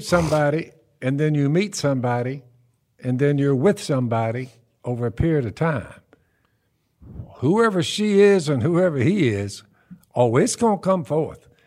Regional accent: the South, United States; We're from the South

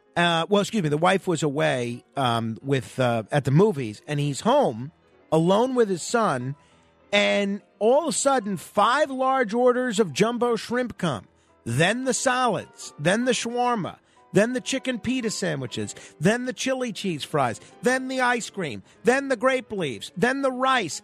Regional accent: New York City, New York, United States; when I was growing up in Manhattan

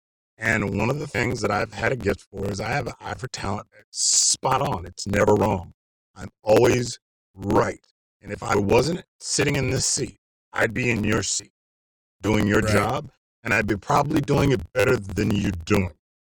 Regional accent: Virginia, United States; also born or lived in Germany; And I grew up in Virginia and all over, you know, Germany and Virginia.

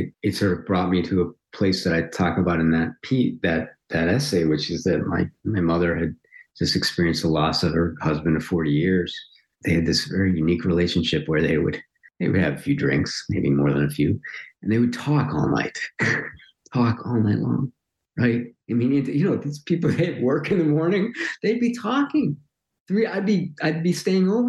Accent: Highland Park, Illinois, United States; moved away; Highland Park's kind of fairly ordinary

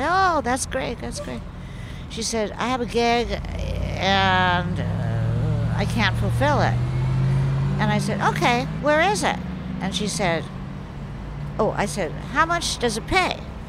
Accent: West Hollywood, California, United States; moved away as an adult; also born or lived in Tokyo; I grew up in West Hollywood.

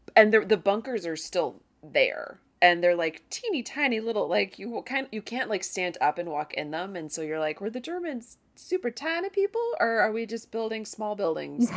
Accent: United States; as an American

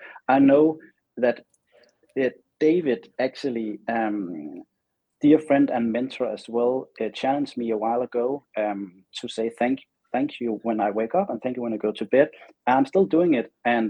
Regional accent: Denmark; now in Los Angeles, United States; And when I moved from Denmark to the other side of the world, being Los Angeles, where I have my studio now, it really gave me wings.

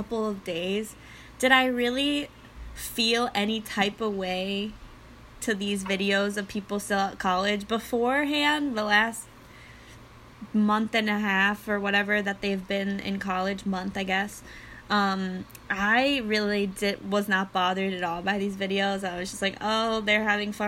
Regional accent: Westchester, New York, United States; moved away as an adult; now in New Jersey, United States; my hometown in Westchester, New York

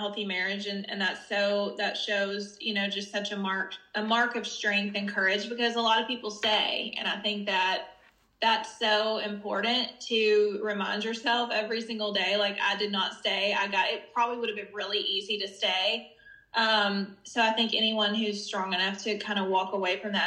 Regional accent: the South, United States; I grew up in the South

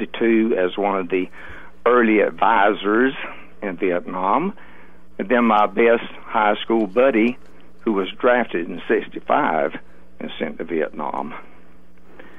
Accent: Grady County, Georgia, United States; I grew up in Grady County, Georgia. I was born in a house in Grady County

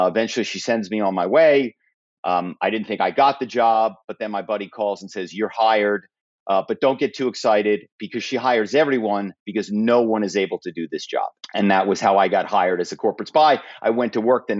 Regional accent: Philadelphia, Pennsylvania, United States; I grew up in Philadelphia

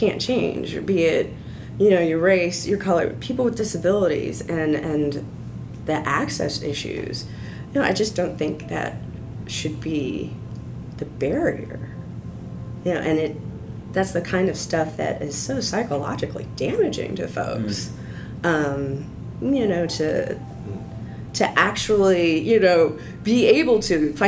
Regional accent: Central Illinois, United States; I grew up in Central Illinois

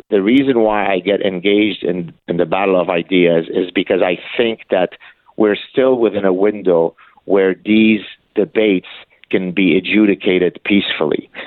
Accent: Canada; I, I thought I live in a free world. I'm a Canadian. I'm allowed to espouse my positions.

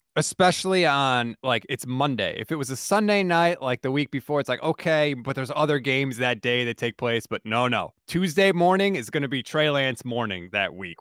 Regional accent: Connecticut, United States; I'm born and bred in Connecticut. I've lived here for thirty-seven years

